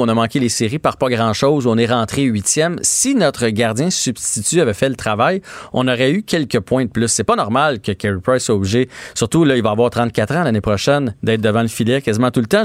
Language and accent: French; Maskinongé, Quebec, Canada; je venais de Masquinongé